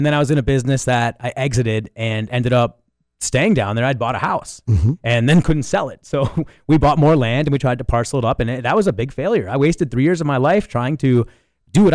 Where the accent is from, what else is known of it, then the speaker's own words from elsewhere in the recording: Minnesota, United States; moved away as an adult; now in Costa Rica; learned Spanish there, and I grew up in Minnesota. I immediately came down here after college.